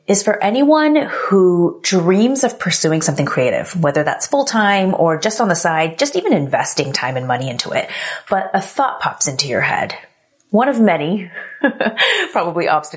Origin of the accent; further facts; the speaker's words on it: United States; I was born here in the US, but my parents immigrated from Korea